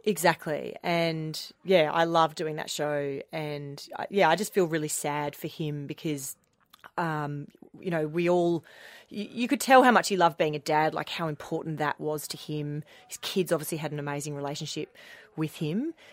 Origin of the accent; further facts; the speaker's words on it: Melbourne, Victoria, Australia; also born or lived in Fremantle, Western Australia; growing up in Melbourne, I grew up in the northeastern suburbs in McLeod